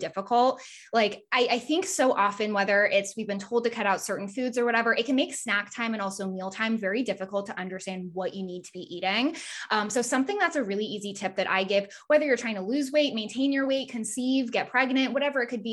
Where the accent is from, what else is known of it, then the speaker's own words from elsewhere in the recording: Massachusetts, United States; I'm from Massachusetts